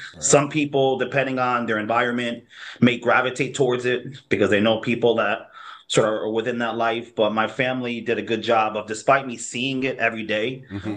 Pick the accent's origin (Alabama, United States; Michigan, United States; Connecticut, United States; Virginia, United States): Connecticut, United States; New Haven; I was born here in New Haven. I'm a New Haven kid. Um, born and raised for the most part